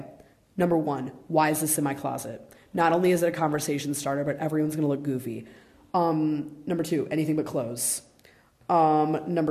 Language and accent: English; Chicago area, Illinois, United States; the fashion outlets of Chicago. And, like, that is, like, the mall, the outlet mall by me. And it's, like, right by my house